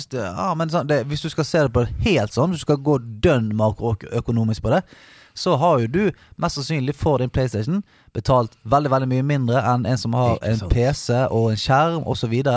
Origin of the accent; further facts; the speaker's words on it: Bergen, Vestland, Norway; moved away; Hjemme i Bergen